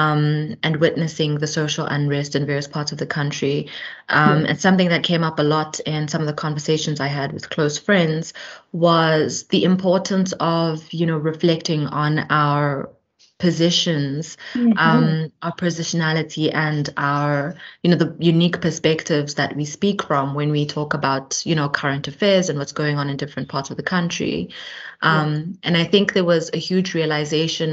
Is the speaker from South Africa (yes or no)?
yes; Johannesburg, Gauteng, South Africa; also born or lived in Eastern Cape; I spent a little bit of time in the Eastern Cape, in a rural sort of semi-township in the Eastern Cape, and then moved later on to Johannesburg, where I did my schooling